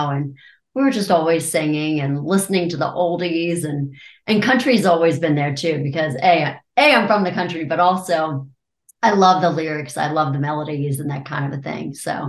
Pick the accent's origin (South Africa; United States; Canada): United States; Maryland; Maryland. Okay. Turn left at the cow, right at the church, keep on going directions.